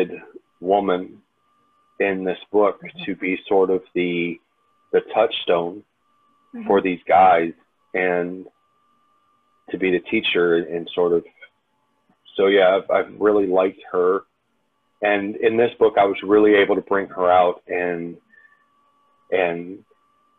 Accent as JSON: {"language": "English", "town": "Detroit", "region": "Michigan", "country": "United States", "tie": "born or raised there", "said": "growing up in Detroit"}